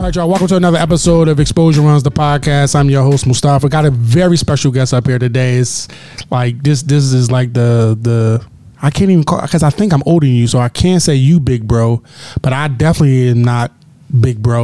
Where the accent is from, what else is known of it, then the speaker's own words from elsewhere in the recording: Philadelphia, Pennsylvania, United States; now in Chicago, United States; I'm from Philly